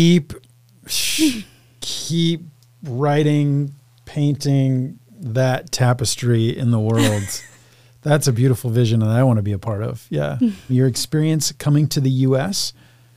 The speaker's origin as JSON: {"language": "English", "country": "United States", "tie": "born or raised there", "said": "growing up in America, white man"}